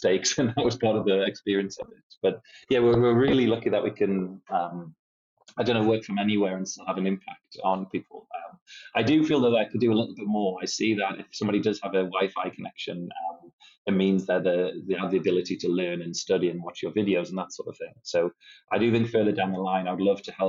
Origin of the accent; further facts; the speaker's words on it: Newcastle upon Tyne, North East England, United Kingdom; now in Lithuania; I'm from Newcastle upon Tyne, so from the northeast, but live in Lithuania and currently in Cyprus